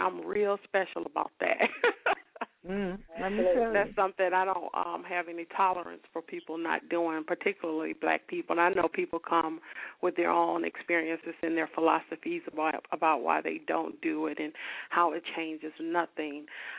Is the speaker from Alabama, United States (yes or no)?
yes; Selma, Alabama, United States; when I was coming up in Selma